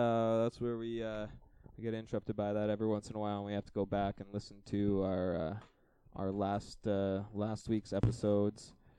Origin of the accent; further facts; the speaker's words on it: Canada; no, I'm a Canadian tourist and just trying to get a little bud for me and my brothers.